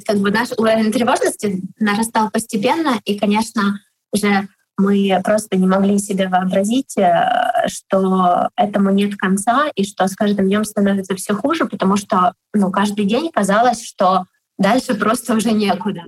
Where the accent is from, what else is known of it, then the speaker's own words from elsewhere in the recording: Kharkiv, Kharkiv Oblast, Ukraine; я из Харькова